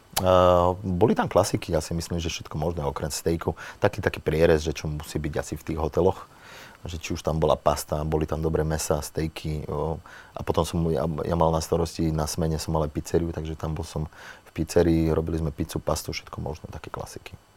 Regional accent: Slovakia; moved away as an adult; also born or lived in Italy; my sme Slováci

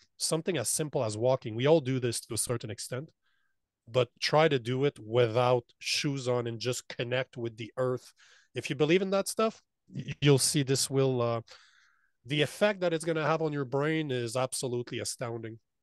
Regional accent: Canada; moved away as an adult; As a Canadian

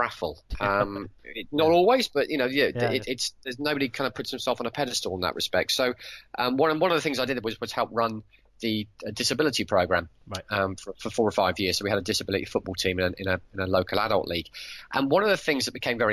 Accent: West Midlands, United Kingdom; grew up in the West Midlands

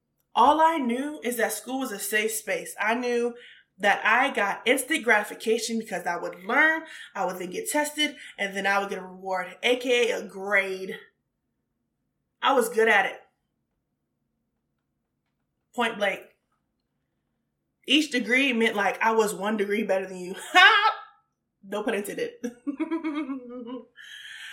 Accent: Richmond, Virginia, United States; also born or lived in North Carolina / Washington, D.C.; I am originally, like I said, from Richmond

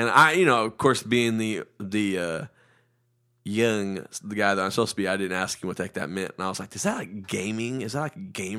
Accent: India; Can I tell a story? I didn't. I'm Indian. I know how to tell stories.

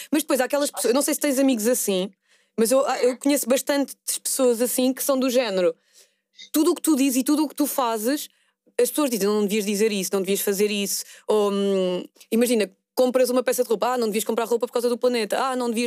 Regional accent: Porto, Norte, Portugal; Sou do Porto.

